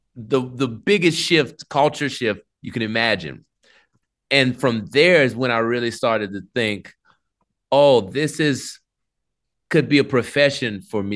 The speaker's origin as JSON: {"language": "English", "town": "New Orleans", "region": "Louisiana", "country": "United States", "tie": "born or raised there", "said": "I grew up in New Orleans"}